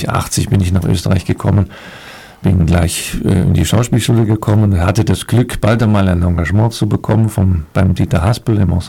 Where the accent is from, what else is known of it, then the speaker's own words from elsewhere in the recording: Dortmund, North Rhine-Westphalia, Germany; born there; da ich ja Westfale bin, gebürtiger Dortmunder, bin ich eigentlich ein Unierter wie das so schön heißt bei uns.